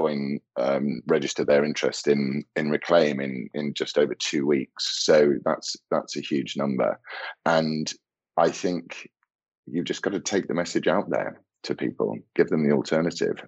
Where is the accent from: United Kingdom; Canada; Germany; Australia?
United Kingdom